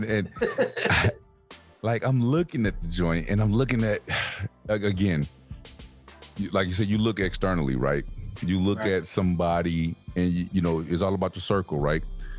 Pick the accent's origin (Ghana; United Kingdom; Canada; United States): United States; New York; I'm from New York.